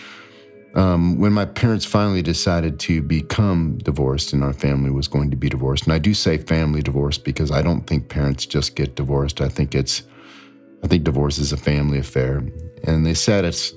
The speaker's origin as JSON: {"language": "English", "town": "Akron", "region": "Ohio", "country": "United States", "tie": "born or raised there", "said": "I grew up in Akron, Ohio, you know, rubber capital"}